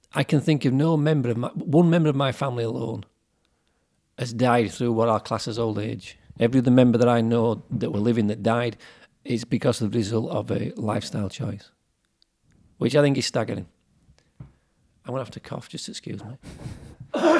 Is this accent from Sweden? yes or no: no; Yorkshire and the Humber, United Kingdom; we're from Yorkshire, that's why we have a slightly different way of talking to some of the people from London.